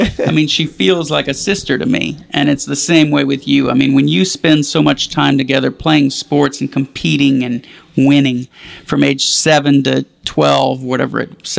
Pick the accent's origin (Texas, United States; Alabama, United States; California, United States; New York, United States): Texas, United States; Houston; moved away; It's certainly not where I grew up in Houston.